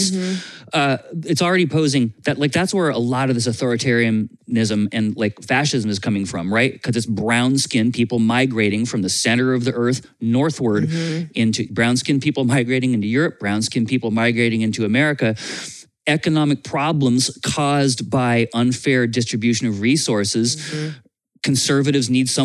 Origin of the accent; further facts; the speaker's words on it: Vermont, United States; I grew up in Vermont